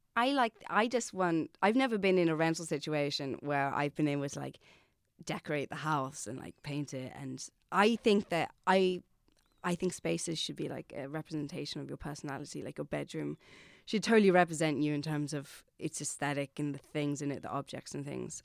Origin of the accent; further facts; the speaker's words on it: Saffron Walden, East of England, United Kingdom; moved away as an adult; also born or lived in Pittsburgh, United States / London, United Kingdom; now in Dublin, Ireland; I grew up in America, so I was born in Pittsburgh. My mum's American, and I lived there till I was nine years old. And then I moved to England